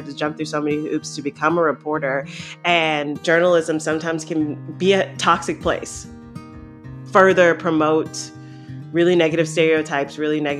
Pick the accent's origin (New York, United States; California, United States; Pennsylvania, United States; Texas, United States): New York, United States; New York City; now in Louisville, United States; I am the Director of Engagement and Outreach at Southerly. I'm originally from Queens, New York, but I've lived in Louisville, Kentucky for a while.